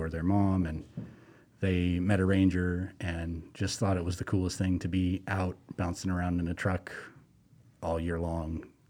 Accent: Montana, United States; born there; also born or lived in Colorado; I moved here from Colorado, and I'm slowly migrating south. I was born in Montana

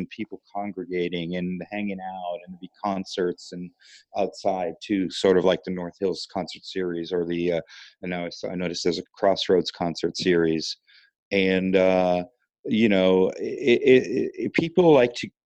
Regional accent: Italy; moved away as an adult; also born or lived in Columbus / Boston; now in Raleigh, United States; I grew up in Italy

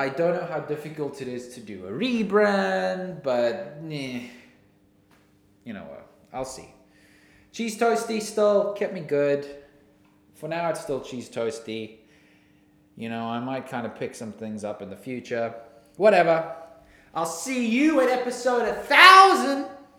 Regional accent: New Zealand; accent: New Zealand; I think my New Zealand accent's pretty nice.

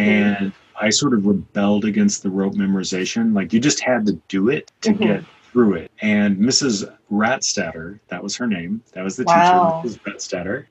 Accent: Peoria, Illinois, United States; accent: Midwestern; first language English; moved away; also born or lived in Kansas City, Missouri; My native language is English. And I learned that in Peoria, Illinois and Kansas City, Missouri. So I have a native Midwestern accent

